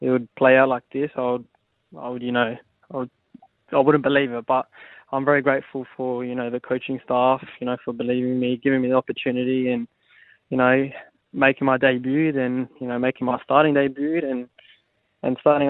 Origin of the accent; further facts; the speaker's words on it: Adelaide, South Australia, Australia; I'm from Adelaide, and I grew up playing for Croydon Kings in my junior days